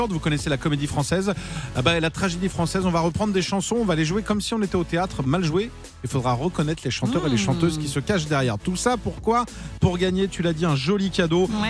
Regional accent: near Bordeaux, Nouvelle-Aquitaine, France; Tu viens d'où euh, ne sais pas à côté de Bordeaux.

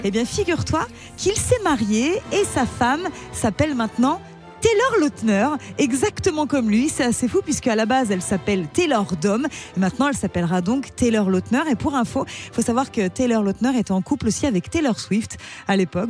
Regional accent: Celle-sur-Belle, Nouvelle-Aquitaine, France; De Celle-sur-Belle dans les Deux-Sèvres.

